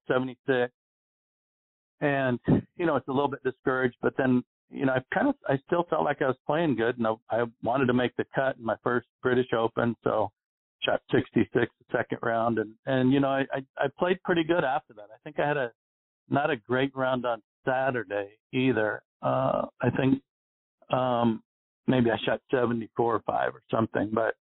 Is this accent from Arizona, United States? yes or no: yes; Arizona, United States; I grew up in Arizona where we get no wind here